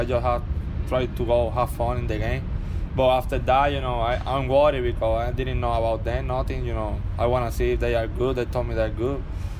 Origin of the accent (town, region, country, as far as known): Puerto Rico; born or raised there; moved away as an adult